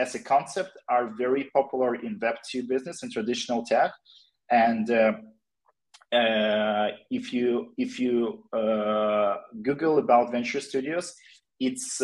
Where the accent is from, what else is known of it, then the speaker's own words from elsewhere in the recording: Ukraine; we are all from Ukraine